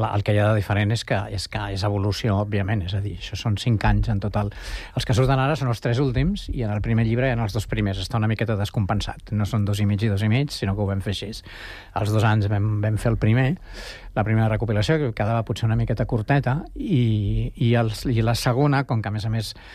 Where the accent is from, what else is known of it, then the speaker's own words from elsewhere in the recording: Barcelona, Catalonia, Spain; moved away as an adult; now in Sant Cugat del Vallès, Spain; jo sóc barceloní del 58 i Sant Cugat del 77